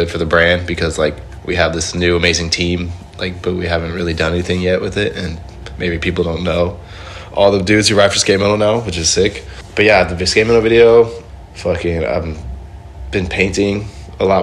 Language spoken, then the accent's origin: English; Indonesia; I'm from Indonesia